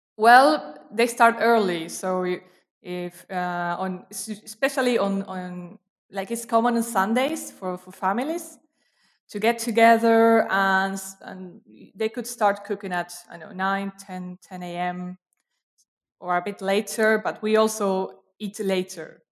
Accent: Quilmes, Buenos Aires Province, Argentina; English is a second language; moved away as an adult; also born or lived in Brazil; I actually grew up in a city, uh, called, uh, Quilmes, which is very near Buenos Aires

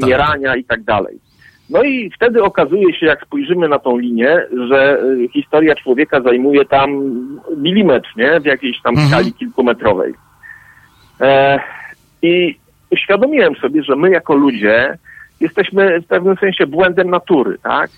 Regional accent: Poland; ja oczywiście wychowałem się w Polsce

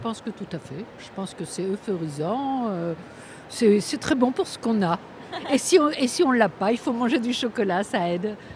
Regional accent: France; je suis française

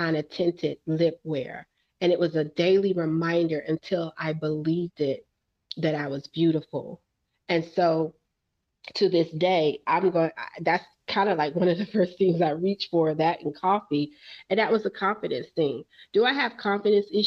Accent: New York City, New York, United States; I'm from Brooklyn

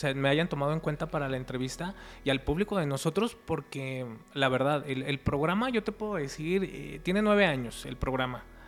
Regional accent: Guadalajara, Jalisco, Mexico; Nosotros somos de Guadalajara

